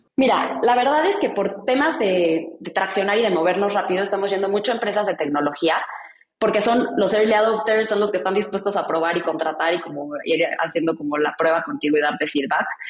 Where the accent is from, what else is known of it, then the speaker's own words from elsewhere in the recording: Mexico; yo soy mexicana